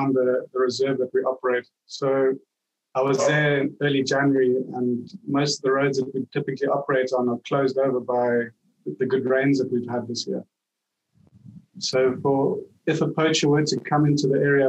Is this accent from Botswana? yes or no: yes; Maun, Botswana; I grew up in Botswana in a little town called Mam.